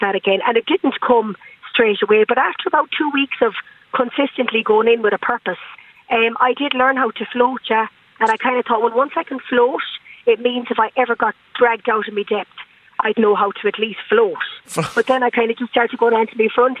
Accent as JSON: {"language": "English", "town": "Galway", "region": "Connacht", "country": "Ireland", "tie": "born or raised there", "said": "I grew up in the Claddagh, literally looking at the bay, but could never swim"}